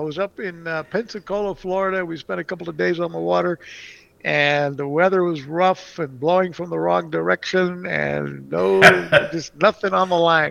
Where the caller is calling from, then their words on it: Mexico City, Mexico; I'm actually calling in from Mexico City right now. I've been traveling here in Mexico for the last month